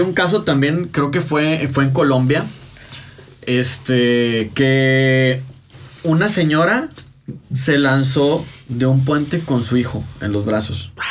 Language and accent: Spanish; Mexico; nosotros como mexicanos